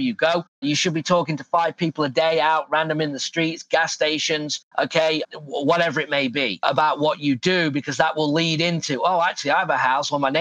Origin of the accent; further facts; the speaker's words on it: England, United Kingdom; now in Phoenix, United States; I'm from England